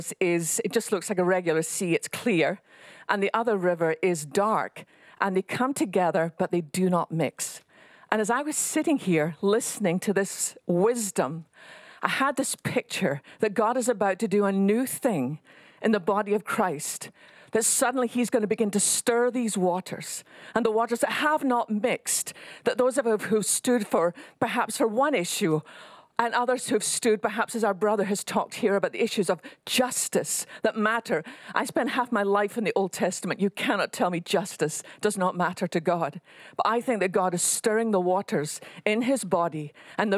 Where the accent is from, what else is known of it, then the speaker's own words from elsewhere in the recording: west coast of Scotland, United Kingdom; now in Texas, United States; I live in Texas, but I didn't start here. I was born on the west coast of Scotland